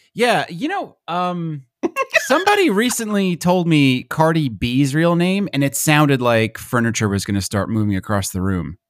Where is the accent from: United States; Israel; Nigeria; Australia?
United States; accent: American; My American accent